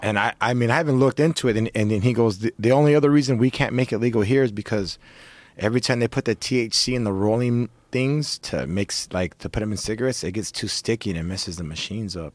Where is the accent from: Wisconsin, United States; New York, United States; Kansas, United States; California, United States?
California, United States; Orange County; I'm fucking from Orange County